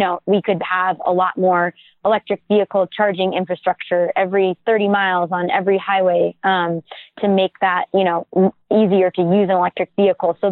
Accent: Maine, United States; my home state of Maine

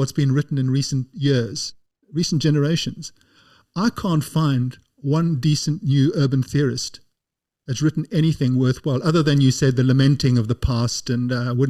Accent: South Africa; I grew up in South Africa.

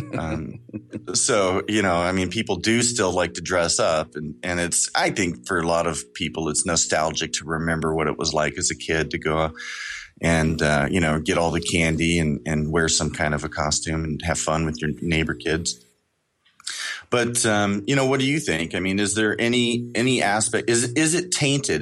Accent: Kansas City, Missouri, United States; I'm from Kansas City, Missouri

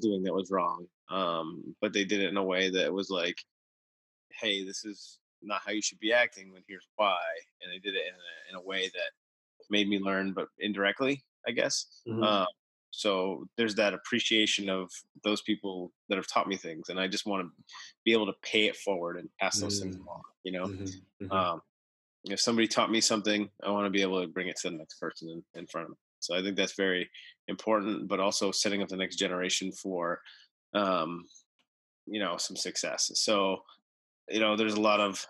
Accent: United States; I was born in the United States

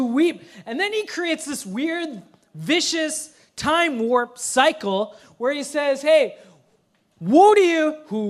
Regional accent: Minnesota, United States; now in Seattle, United States; I grew up in Minnesota

